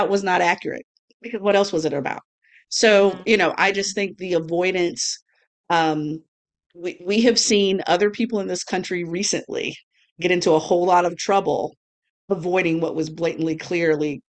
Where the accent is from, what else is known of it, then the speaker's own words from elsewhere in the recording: a southern US state, United States; my home state included.